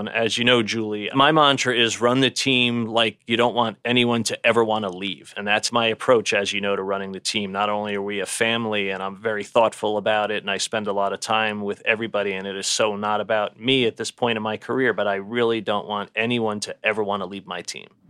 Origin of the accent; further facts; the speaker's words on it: New York City, New York, United States; So we're a New York family, and I grew up in Brooklyn.